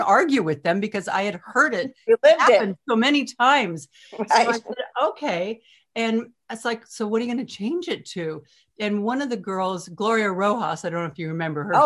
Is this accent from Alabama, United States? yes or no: no; Sacramento, California, United States; moved away as an adult; also born or lived in New York City; Northern California, where I was born and raised in Sacramento